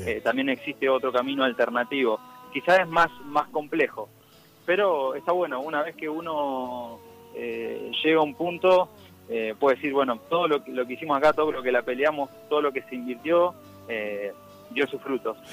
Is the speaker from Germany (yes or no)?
no; Dolores, Buenos Aires Province, Argentina; moved away; yo soy de Dolores, provincia de Buenos Aires. Tengo mi familia en Santa Fe, pero soy de, Dolores